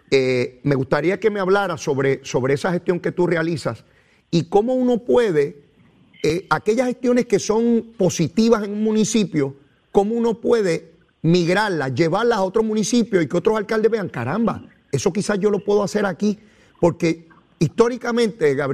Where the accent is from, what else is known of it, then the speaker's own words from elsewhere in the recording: Arroyo, Puerto Rico; y yo soy de Arroyo, ¿Cómo yo no me entero de lo que está ocurriendo allí?